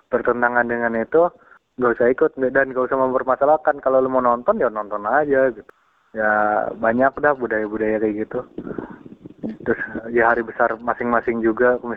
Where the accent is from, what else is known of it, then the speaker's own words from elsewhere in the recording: West Java, Indonesia; gue kan ini ya dari apa Jabar gue kan asal Jabar gitu.